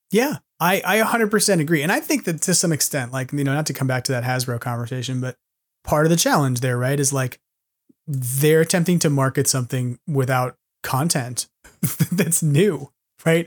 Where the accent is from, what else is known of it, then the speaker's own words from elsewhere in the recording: New York City, New York, United States; moved away; as a New Yorker who's always homesick